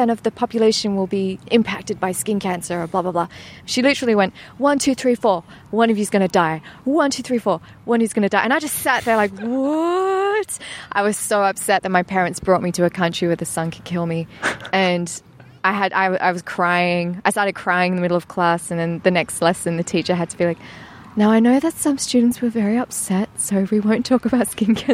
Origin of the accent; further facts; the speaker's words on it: East of England, United Kingdom; Essex. I come from Essex